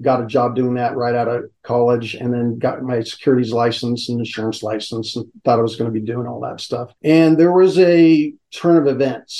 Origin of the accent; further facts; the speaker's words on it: San Francisco, California, United States; also born or lived in Chico, California; I was born in San Francisco, St. Mary's Hospital.